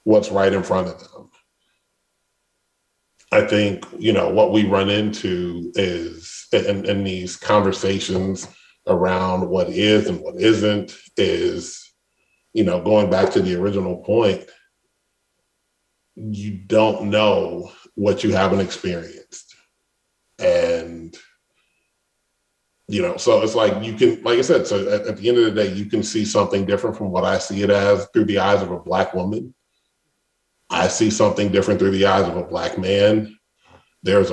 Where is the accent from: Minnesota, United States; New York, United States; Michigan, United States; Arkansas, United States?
Michigan, United States; Detroit; I grew up in Detroit.